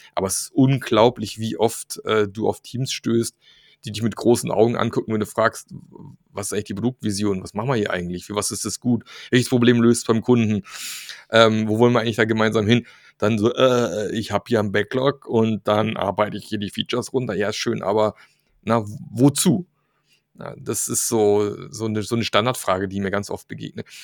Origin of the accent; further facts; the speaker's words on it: Germany; in unserer deutschen Ingenieurskultur